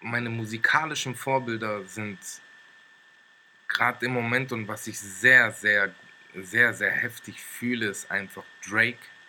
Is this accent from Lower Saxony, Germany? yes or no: yes; Wolfsburg, Lower Saxony, Germany; moved away as an adult; now in Stuttgart, Germany; ich bin in Wolfsburg geboren und lebe seit circa sechs Jahren in Stuttgart